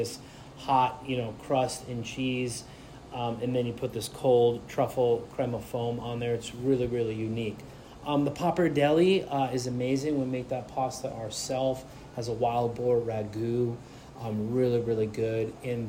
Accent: United States; also born or lived in New Jersey; now in Seattle, United States; I grew up on the East Coast in New York and New Jersey

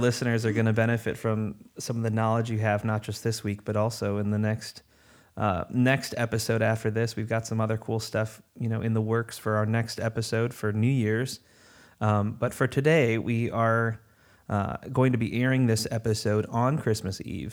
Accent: Chicago, Illinois, United States; moved away as an adult; now in North Carolina, United States; I'm originally from Chicagoland, uh, and I moved down here to North Carolina, uh, back in August of twenty

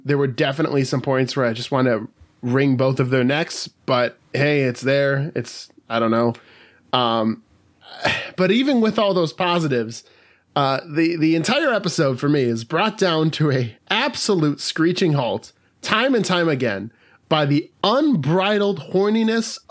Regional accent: Wisconsin, United States; I'm from Wisconsin

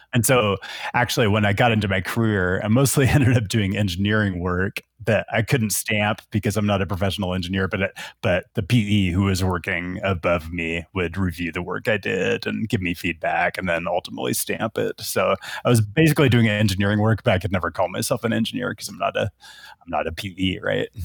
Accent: Seattle, Washington, United States; moved away as an adult; also born or lived in Portland, Oregon; now in Las Vegas, United States; I'm originally from Seattle, and that's where my whole family is.

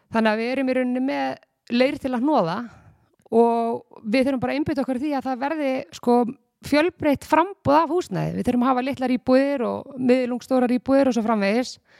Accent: Garðabær, Capital Region, Iceland; ég var í bæjabóli sem krakki í Garabæi, fór þaðan í flataskóla og svo gardaskóla

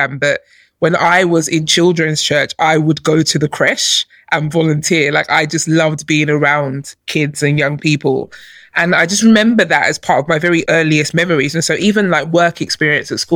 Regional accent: London, United Kingdom; also born or lived in Nigeria; I grew up in London. I was born in Nigeria, but I came here as a baby and I grew up here.

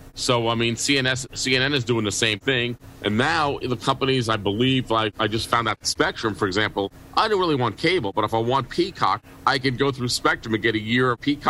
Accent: New York City, New York, United States; moved away; also born or lived in Auburn; when I was growing up in New York City, I was a kid

